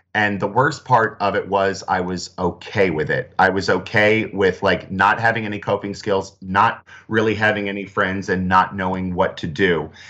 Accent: New Jersey, United States; I grew up in South Jersey

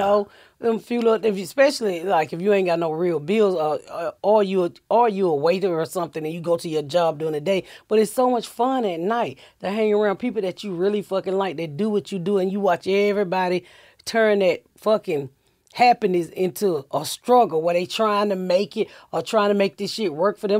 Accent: Atlanta, Georgia, United States; moved away; also born or lived in Indiana; I'm from Atlanta, so my husband just retired, and I was like, "Look, I'm ready to get the fuck out of Indiana. Let's go home."

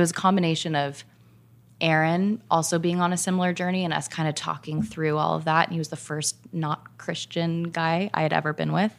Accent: Orange County, California, United States; I grew up in Orange County.

